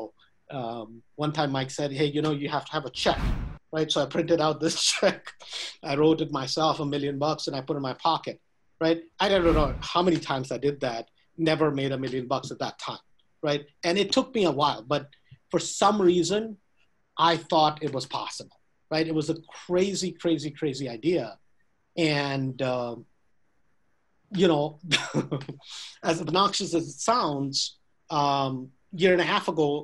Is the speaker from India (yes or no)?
yes; India; moved away as an adult; now in United States; I was born in US, but I grew up in India